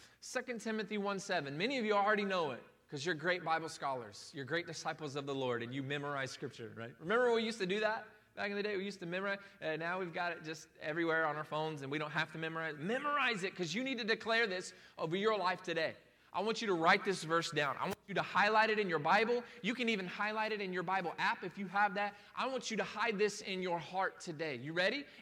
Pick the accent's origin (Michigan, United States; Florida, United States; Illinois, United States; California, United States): Florida, United States; Plant City; I grew up in Plant City